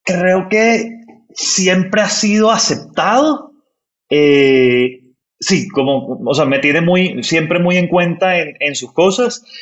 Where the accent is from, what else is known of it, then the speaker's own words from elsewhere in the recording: Barranquilla, Atlántico, Colombia; soy, soy barranquillero del, del norte de Colombia